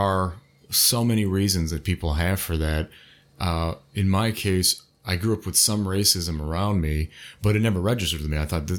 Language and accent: English; United States; we're all American anyway. We're fucking born here, you know?